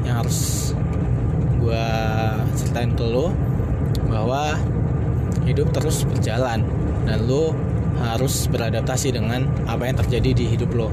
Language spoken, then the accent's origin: Indonesian; Lampung, Indonesia; semua gue dan teman-teman gue yang ada di sana pulang ke Lampung gue sempat berpikir waduh gimana nih gue dari SD sampai SMA itu cuma fokus di bola